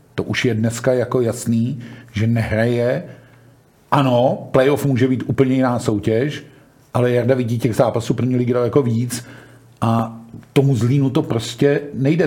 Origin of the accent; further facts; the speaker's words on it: Hradec Králové, Hradec Králové Region, Czechia; já jsem rodák z Hradce